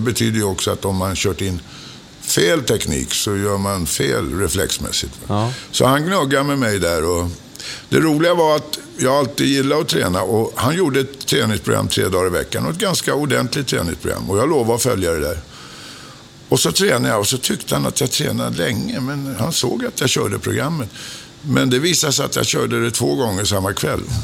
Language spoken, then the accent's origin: Swedish; Stockholm, Stockholm County, Sweden; Jag är född på Åsögatan